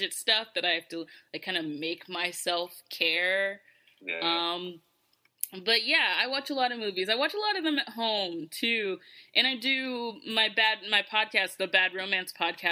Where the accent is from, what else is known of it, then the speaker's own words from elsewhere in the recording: Georgia, United States; moved away as an adult; now in New York, United States; I'm originally from Georgia, and I don't go back to Georgia for the most part